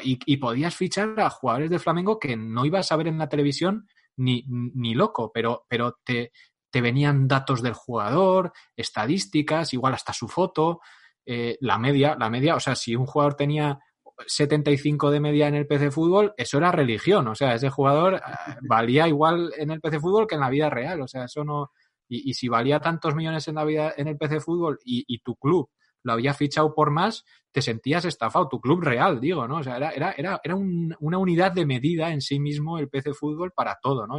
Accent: Navarre, Spain; soy navarro

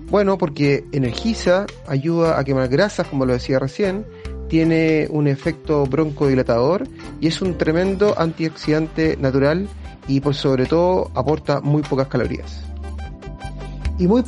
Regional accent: Chile; soy ultramaratonista chileno y me he dedicado los últimos años a hacer desafíos deportivos

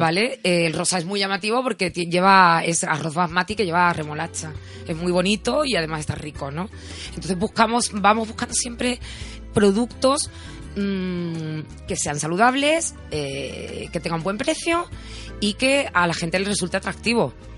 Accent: Cádiz, Andalusia, Spain; moved away; yo soy gaditana

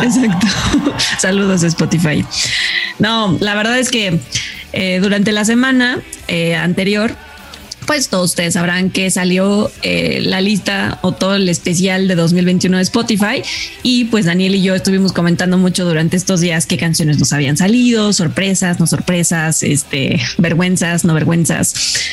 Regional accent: Mexico; somos mexicanos

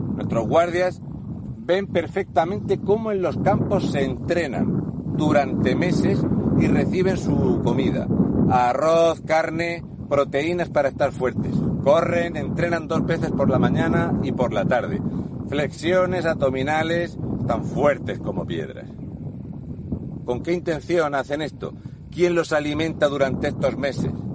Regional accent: Region of Murcia, Spain; moved away; also born or lived in Canary Islands / Melilla; Soy un murciano encabronado.

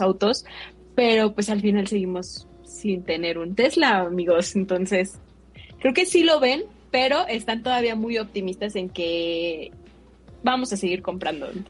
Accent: Mexico; nosotros como mexicanos

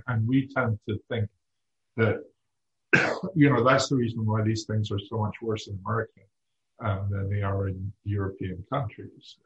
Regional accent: United Kingdom; moved away; I grew up in Britain at a time when unions were not widely liked

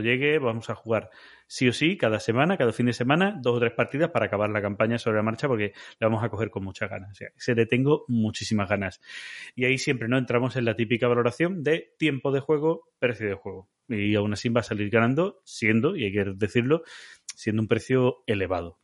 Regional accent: Andalusia, Spain; aquí en mi tierra en Andalucía

